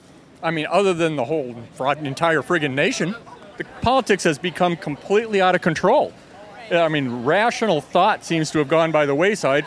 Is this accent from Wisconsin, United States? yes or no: yes; Madison, Wisconsin, United States; I'm from Madison, Wisconsin.